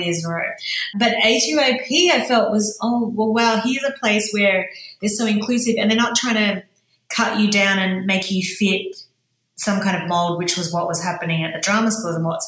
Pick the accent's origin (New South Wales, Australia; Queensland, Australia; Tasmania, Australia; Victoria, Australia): New South Wales, Australia; Sydney; moved away; my stories growing up in Sydney's western suburbs